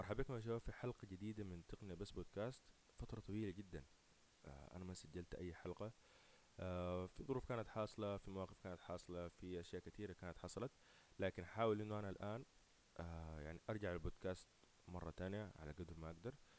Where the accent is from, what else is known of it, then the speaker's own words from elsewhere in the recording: Sudan; احنا في بلدنا اكثر كسودانيين